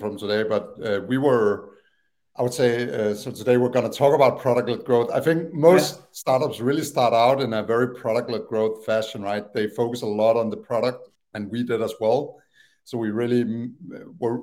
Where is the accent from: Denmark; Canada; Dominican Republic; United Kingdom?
Denmark; Copenhagen, Capital Region of Denmark; English is a second language; moved away as an adult; also born or lived in Aalborg / Tanzania; now in United States; I always lived in Copenhagen area